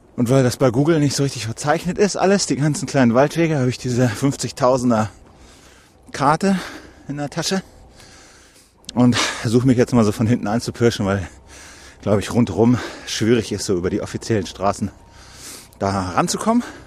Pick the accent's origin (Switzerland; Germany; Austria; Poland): Germany; Wendland, Lower Saxony; moved away; ich bin hier in der Gegend aufgewachsen